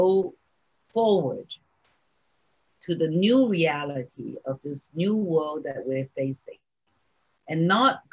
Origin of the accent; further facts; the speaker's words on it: New York City, New York, United States; I grew up in New York City